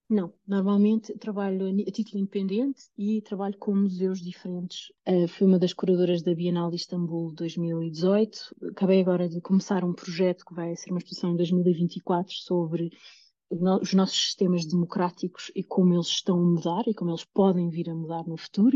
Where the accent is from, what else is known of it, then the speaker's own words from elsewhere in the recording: Lisbon, Portugal; moved away; eu venho de Lisboa